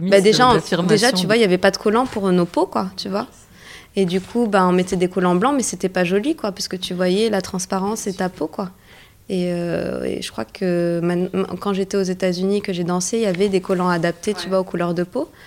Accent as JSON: {"language": "French", "country": "Morocco", "said": "Non, je suis marocaine en fait."}